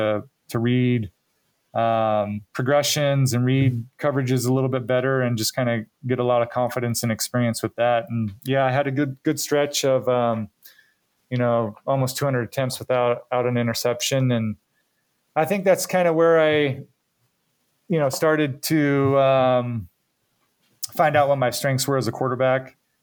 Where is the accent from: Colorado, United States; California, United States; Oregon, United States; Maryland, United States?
California, United States; Redding; also born or lived in Happy Camp, California; was born and lived there till I was about 4 years old. And then eventually we moved to Redding, California. So I more claim that I'm from Redding. That's where I grew up, but Happy Camp is definitely where it all started for me.